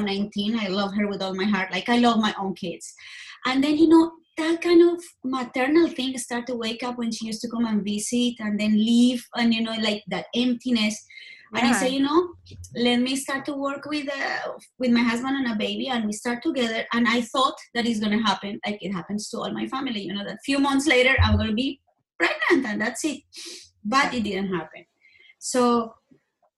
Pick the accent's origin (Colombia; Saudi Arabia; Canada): Colombia; moved away as an adult; now in United States; I was born in Colombia, and I moved here to the States. Actually, it's going to be 18 years ago in February.